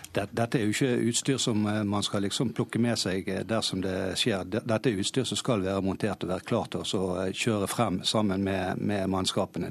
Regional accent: Hordaland, Norway; som hordalending

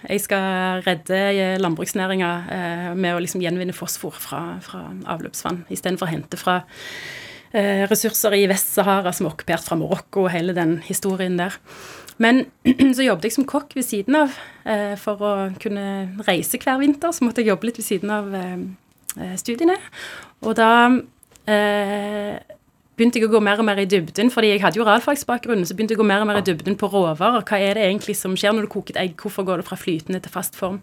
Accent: Stavanger, Rogaland, Norway; moved away as an adult; also born or lived in Oslo; hjembyen min Stavanger

